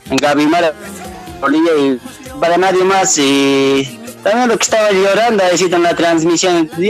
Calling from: Buenos Aires, Argentina; Aquí de Buenos Aires te estoy llamando

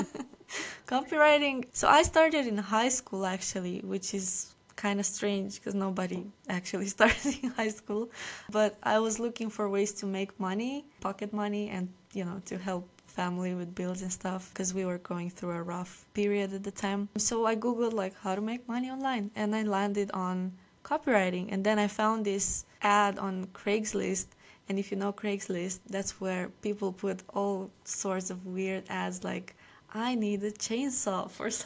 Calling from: Romania; I'm calling from Romania.

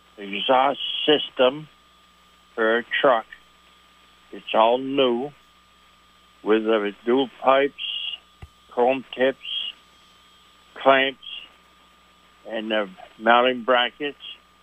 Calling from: Essex Junction, Vermont, United States; City of Essex Junction.

